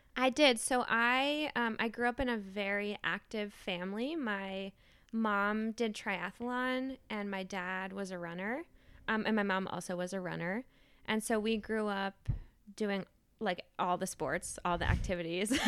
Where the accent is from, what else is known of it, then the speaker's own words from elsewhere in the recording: Maine, United States; moved away as an adult; now in New Haven, United States; I grew up in Maine, and I went to college in Maine, and I stayed in Maine after college and worked